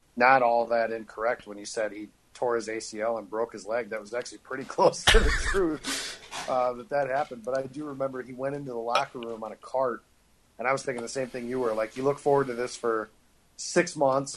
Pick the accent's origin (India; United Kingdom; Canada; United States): United States; Illinois; I'm from Illinois